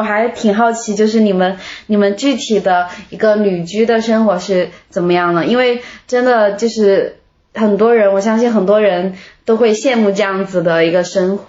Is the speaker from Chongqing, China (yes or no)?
no; Meishan, Sichuan, China; 我是眉山的，就是离成都挺近的一个地方。